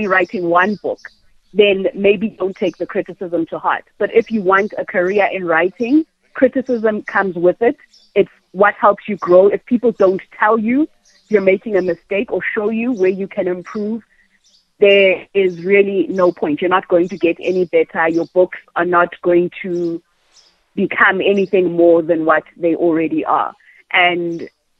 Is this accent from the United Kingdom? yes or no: no; Thokoza, Gauteng, South Africa; also born or lived in Randburg; I grew up in Thokoza, which is the township